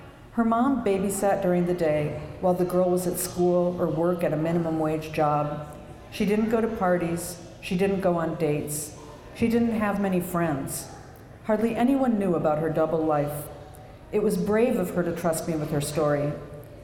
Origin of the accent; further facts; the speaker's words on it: Minneapolis, Minnesota, United States; moved away; I'm a native Minnesotan. I'm from Minneapolis